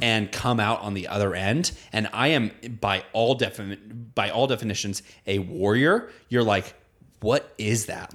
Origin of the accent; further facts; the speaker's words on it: United States; growing up in America